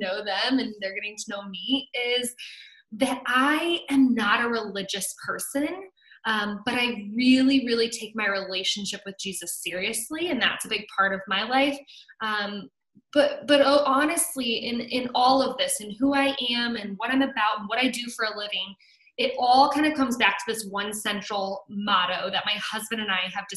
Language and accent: English; South Bend, Indiana, United States; now in Chicago, United States; We're originally from the South Bend, Indiana area, so I'm a Midwest girl through and through